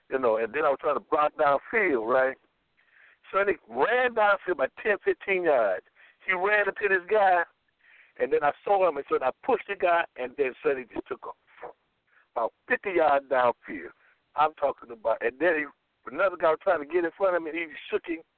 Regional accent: Florida, United States; moved away; I'm from Florida

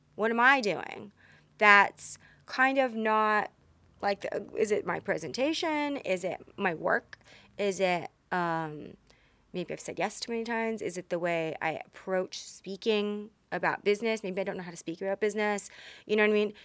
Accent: Texas, United States; I was raised in Texas

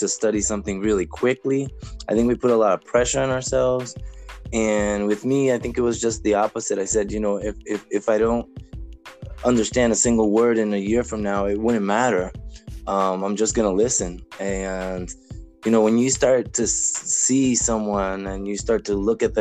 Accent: United States; we're so American

